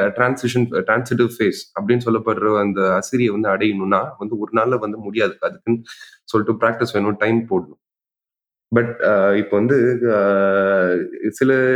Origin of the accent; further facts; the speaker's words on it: Puducherry, India; நான் பாண்டிச்சேரிக்காரன்